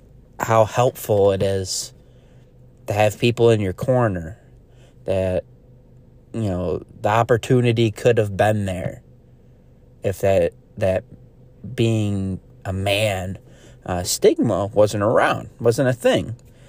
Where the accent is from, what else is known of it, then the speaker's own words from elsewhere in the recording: New York, United States; I I'm from Central New York area, so going up to the Adirondacks